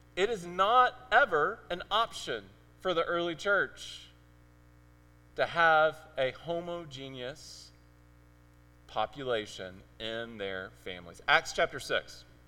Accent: Mississippi Delta, United States; accent: Mississippiisms; moved away as an adult; also born or lived in Arizona / Memphis, Tennessee; now in Cambridge; I was born in Arizona. I lived in Memphis for several years, and then we moved down to rural Mississippi. And uh, we lived in the Mississippi Delta

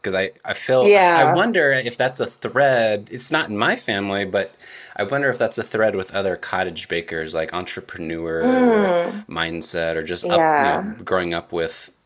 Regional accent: Central Valley of California, United States; also born or lived in San Diego area, California; I'm from the Central Valley of California

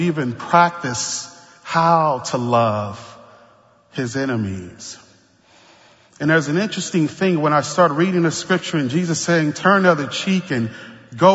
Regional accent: New Orleans, Louisiana, United States; I grew up in the Ninth Ward

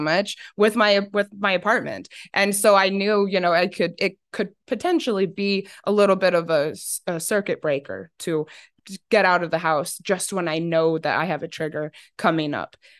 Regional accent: Arizona, United States; growing up in Arizona

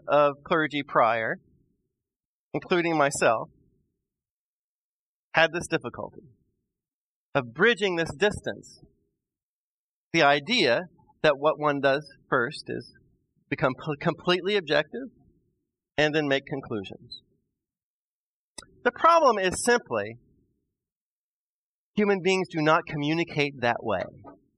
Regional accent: Midwest, United States; I'm a Midwesterner

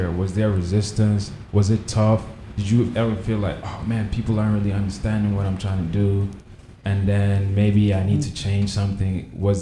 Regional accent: Nigeria; I'm from Nigeria

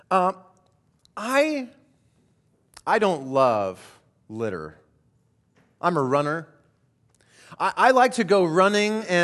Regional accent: Colorado, United States; I grew up primarily in Colorado and uh, grew up in the mountains, and there was a little creek that ran in front of our house.

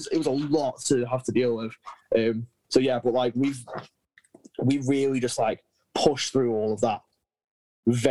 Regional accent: United Kingdom; we're British

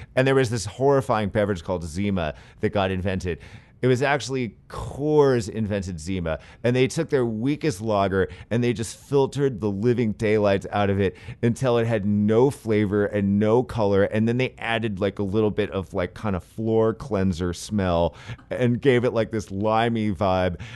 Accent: San Francisco, California, United States; I'm a big skateboarder and I grew up skating in San Francisco

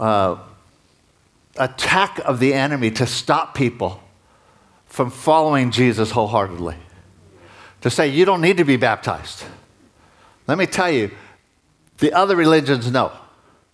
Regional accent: United States; moved away; I'm an American, I'm a dual citizen

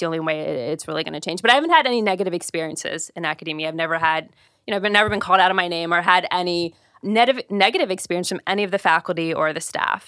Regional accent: Ohio, United States; moved away; I'm originally from Ohio

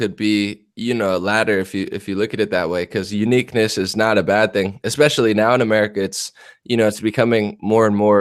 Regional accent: New Jersey, United States; I'm from New Jersey, and I'm part Italian and Polish as well

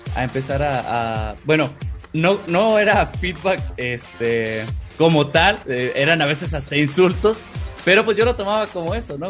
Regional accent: Coahuila, Mexico; now in Mexico City, Mexico; soy originario de Coahuila o sea viajé cambié mi residencia

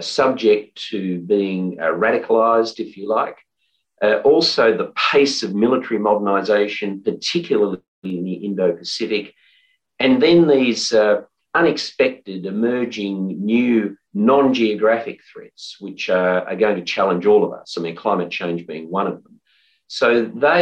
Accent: Australia; I'm an Australian

